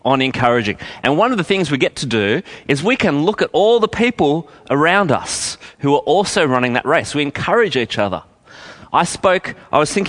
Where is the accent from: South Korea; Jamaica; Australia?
Australia; Canberra, Australian Capital Territory; I grew up in Canberra